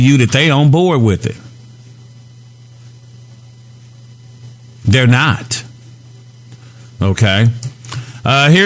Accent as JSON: {"language": "English", "town": "Gary", "region": "Indiana", "country": "United States", "said": "I'm from Gary, Indiana"}